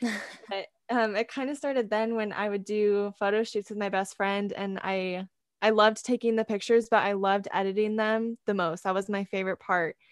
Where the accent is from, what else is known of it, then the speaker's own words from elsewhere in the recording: California, United States; moved away as an adult; now in Idaho, United States; I'm actually originally from California, but I'm currently attending school in Idaho